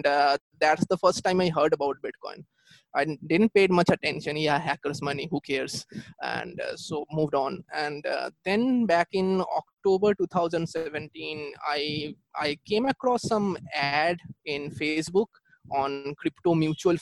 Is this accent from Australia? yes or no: no; Kolkata, West Bengal, India; I'm from Kolkata, India